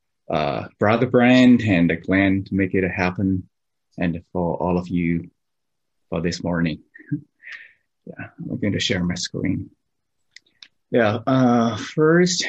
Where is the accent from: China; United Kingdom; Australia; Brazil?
China; southeast China; English is a second language; moved away as an adult; now in Boston, United States; I'm from China, south part of China, southeast part of China